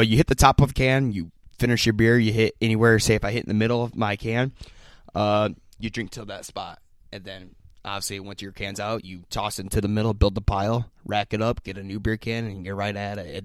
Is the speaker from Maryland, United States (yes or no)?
no; Laguna, Iowa, United States; I'm from Laguna